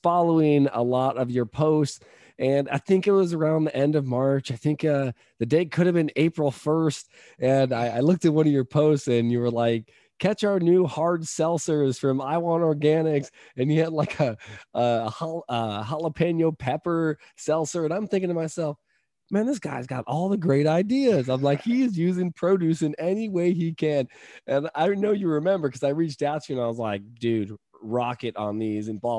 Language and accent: English; California, United States; I'm from California